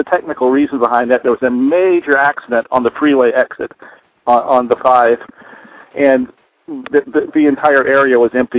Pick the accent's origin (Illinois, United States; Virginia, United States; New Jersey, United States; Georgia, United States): Georgia, United States; Atlanta; I grew up in Atlanta, Georgia.